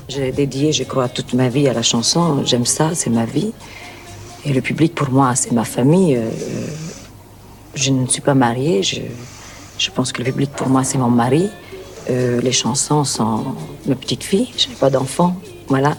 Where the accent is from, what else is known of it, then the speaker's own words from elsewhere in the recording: Cairo, Cairo Governorate, Egypt; moved away as an adult; now in France; l'Égypte, le Caire, c'est le pays qui m'a donné le jour